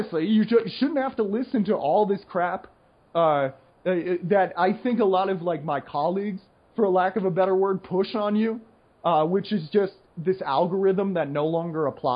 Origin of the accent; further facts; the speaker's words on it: United States; I'm the American